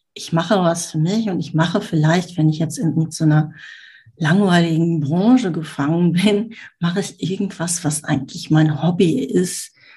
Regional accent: Düsseldorf, North Rhine-Westphalia, Germany; Ich komme aus Düsseldorf, wohne jetzt am Stadtrand von Düsseldorf.

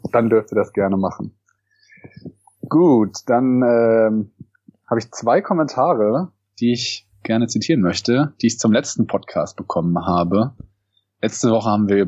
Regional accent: Cologne, North Rhine-Westphalia, Germany; ich bin wie gesagt 30. Genau. Ich komme auch aus dem Kölner Raum. Ich komme sogar aus Köln.

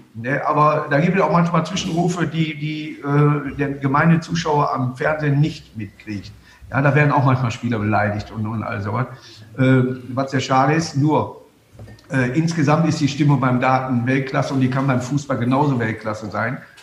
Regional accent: Duisburg, North Rhine-Westphalia, Germany; Und Duisburg ist meine Heimatstadt

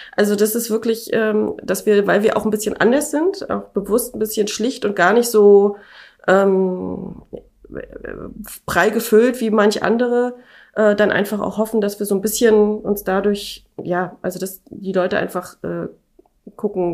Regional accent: Schwerin, Mecklenburg-Vorpommern, Germany; moved away as an adult; ich komme ja aus Schwerin

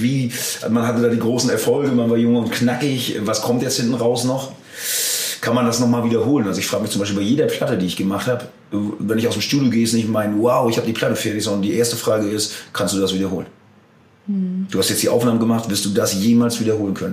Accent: Germany; als Deutsche

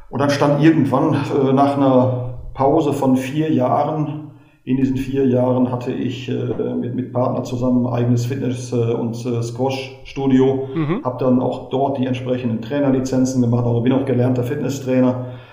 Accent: Westerkappeln, North Rhine-Westphalia, Germany; also born or lived in Gelsenkirchen; Äh, Sie müssen wissen, dass ich äh, gebürtiger Gelsenkirchener bin und durch den Beruf meines Vaters dann ab dem neunten Lebensjahr in Westerkappeln bei Osnabrück gelebt habe, da auch angefangen bin, Fußball zu spielen.

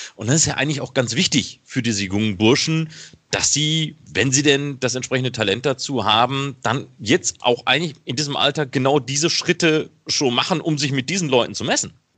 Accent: Ruhr area, North Rhine-Westphalia, Germany; ich komme aus dem Ruhrgebiet

